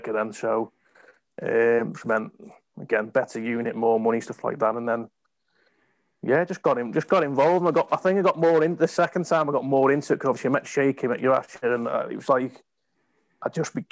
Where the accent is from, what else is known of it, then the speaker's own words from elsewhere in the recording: England, United Kingdom; moved away as an adult; typical Englander